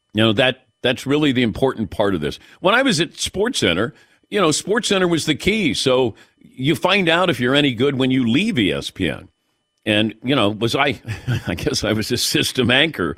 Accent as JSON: {"language": "English", "town": "Cincinnati", "region": "Ohio", "country": "United States", "tie": "born or raised there", "said": "I grew up in Cincinnati."}